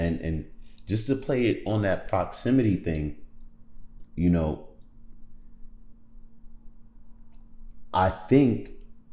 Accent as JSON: {"language": "English", "region": "New York", "country": "United States", "said": "being from New York"}